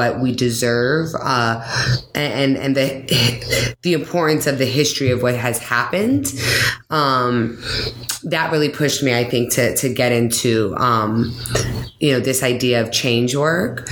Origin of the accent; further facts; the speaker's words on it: Hawaii, United States; now in Boston, United States; I'm one of the lucky people to have been born and raised in Hawaii